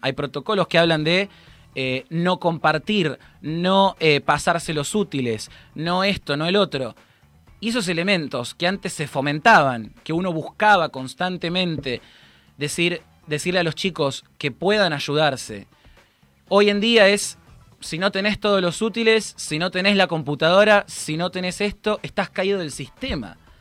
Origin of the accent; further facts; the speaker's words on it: Argentina; Como argentinos